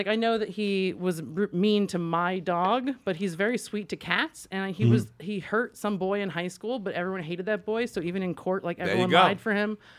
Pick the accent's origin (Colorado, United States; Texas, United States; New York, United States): New York, United States; Sayville; moved away; also born or lived in Alaska; I grew up on Long Island